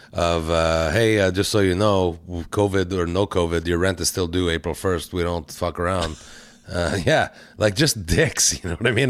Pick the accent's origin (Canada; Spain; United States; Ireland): Canada; We're so Canadian